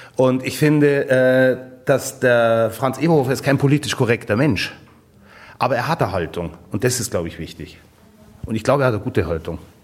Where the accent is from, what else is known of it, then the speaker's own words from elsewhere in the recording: Garmisch-Partenkirchen, Bavaria, Germany; Ich bin in Garmisch aufgewachsen